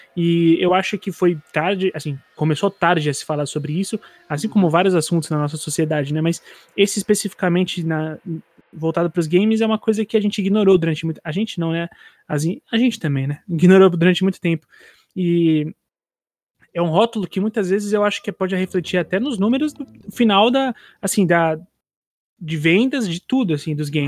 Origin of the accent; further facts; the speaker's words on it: São Paulo, Brazil; sou de Itaquera